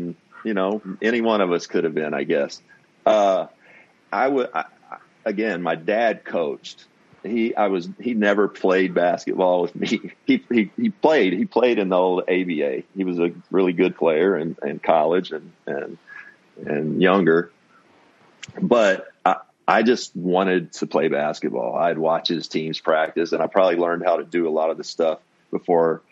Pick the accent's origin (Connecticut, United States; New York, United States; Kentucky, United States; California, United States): Kentucky, United States; Owensboro; my hometown of Owensboro, a town of about 50, 60,000, great town to grow up in for sports.